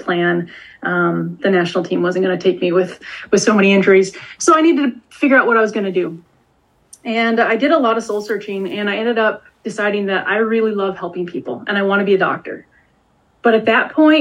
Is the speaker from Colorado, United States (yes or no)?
no; Detroit, Michigan, United States; I grew up in Metro Detroit